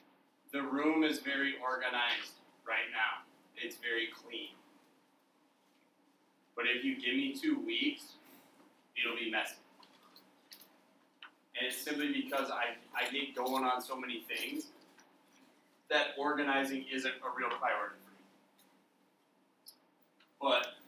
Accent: Cumberland, Wisconsin, United States; moved away as an adult; also born or lived in Winona, Minnesota / Houston, Texas; I grew up in Cumberland, Wisconsin, which is about 2 hours from here

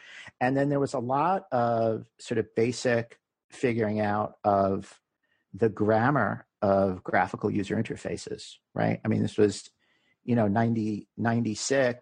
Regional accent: New York City, New York, United States; We're both from New York. We decided we wanted to move back to New York City.

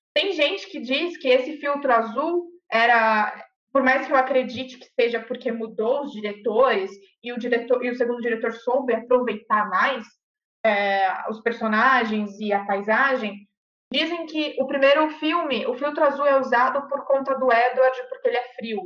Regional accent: Campos do Jordão, São Paulo, Brazil; eu vivi em Campos do Jordão, porque eu sou de Campos

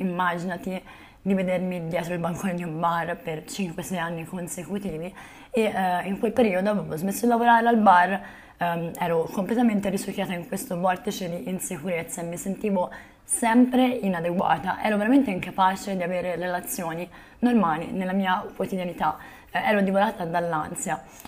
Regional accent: Volterra, Tuscany, Italy; moved away as an adult; also born or lived in Zahara de los Atunes, Spain; a Volterra, nel mio paese natale

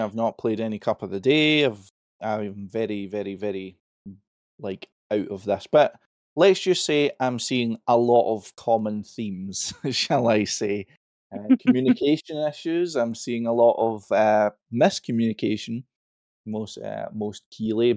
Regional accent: Scotland, United Kingdom; I'm Scottish.

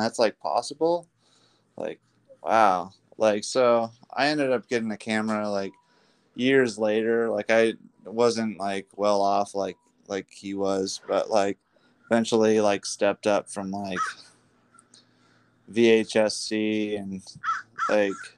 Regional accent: Mission Hills, California, United States; where I grew up was in Mission Hills

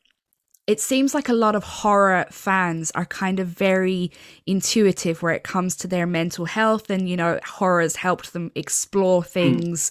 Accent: Ireland; I'm from Ireland, and obviously Ireland's still a very Catholic country

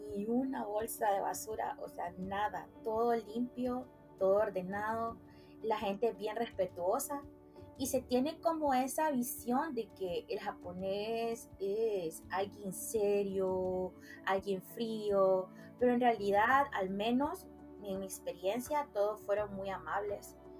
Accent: Puerto Cortés, Cortés, Honduras; now in San Pedro Sula, Honduras; yo nací en Puerto Cortés, Honduras, pero ya llevo aproximadamente 20 años de vivir eh, acá en San Pedro Sula

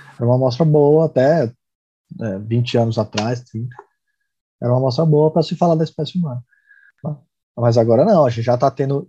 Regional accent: Brazil; minha esposa é tcheca, eu sou brasileiro

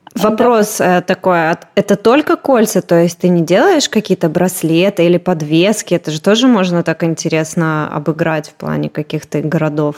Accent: Moscow, Russia; now in Israel; вот из центра Москвы

